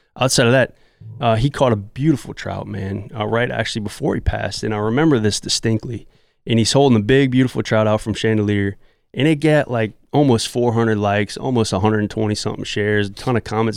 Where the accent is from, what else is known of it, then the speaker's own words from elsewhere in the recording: Southeast Louisiana, United States; I'm from Southeast Louisiana, and I grew up with my dad, who's a great trout fishermen